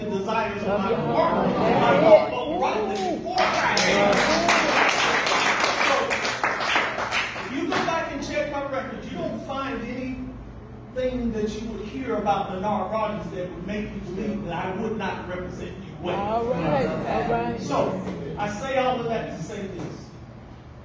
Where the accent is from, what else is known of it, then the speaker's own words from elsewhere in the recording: Clanton, Alabama, United States; I grew up right here in Clinton. I grew up in the West End